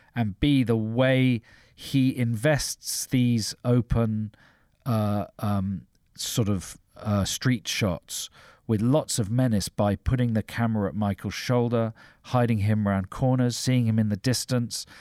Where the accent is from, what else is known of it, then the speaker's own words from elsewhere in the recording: London, United Kingdom; growing up in South London